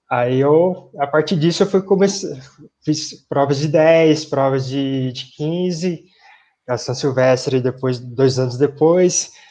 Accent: Mirandópolis, São Paulo, Brazil; now in São Paulo, Brazil; Eu sou natural de Mirandópolis, sou do interior de São Paulo, perto de Araçatuba, na verdade.

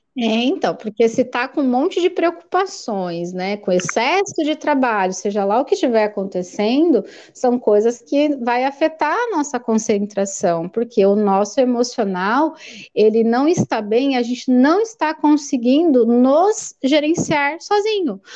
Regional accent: Americana, São Paulo, Brazil; eu sou daqui de Americana, né, interior de São Paulo

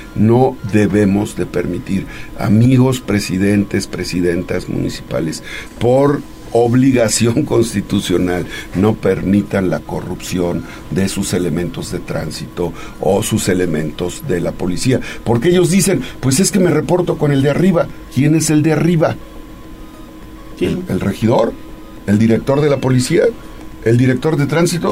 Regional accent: Izúcar de Matamoros, Puebla, Mexico; Yo nací en Izúcar

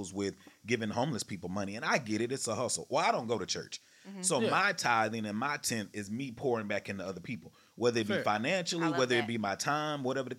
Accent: Texarkana, United States; I'm from Texarkana, the country

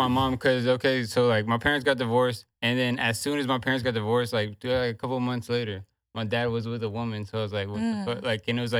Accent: Houston, Texas, United States; also born or lived in Baton Rouge, Louisiana / Sealy, Texas; Grew up majority of my life here in Houston in the surrounding areas, like from Katy, well, like Highway 6, Southwest, to all the way out to the countryside, like Sealy.

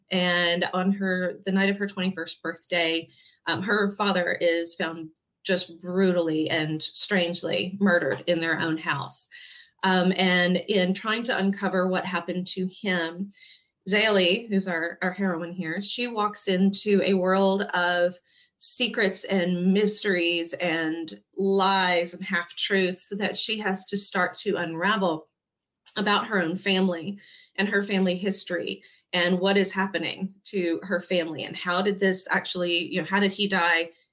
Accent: Baton Rouge, Louisiana, United States; moved away as an adult; now in Franklin, United States; I was born and raised in Baton Rouge, Louisiana.

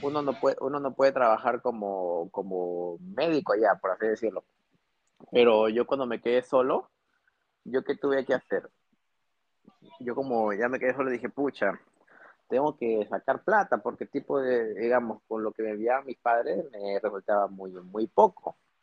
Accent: Trujillo, La Libertad, Peru; moved away as an adult; also born or lived in Piura, Peru / Tumbes, Peru / Rio de Janeiro, Brazil; now in Lima, Peru; yo soy del norte, yo nací en Piura. Claro, yo nací en Piura, pero eh, luego, toda mi secundaria y toda mi universidad, mi facultad de medicina la hice en Trujillo

